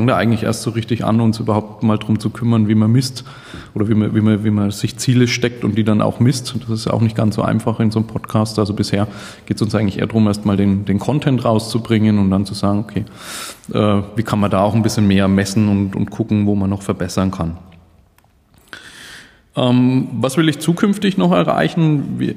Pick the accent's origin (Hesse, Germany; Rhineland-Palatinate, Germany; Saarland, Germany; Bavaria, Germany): Bavaria, Germany; Nuremberg; Äh, ich komme aus Nürnberg, einem schönen Frankenland.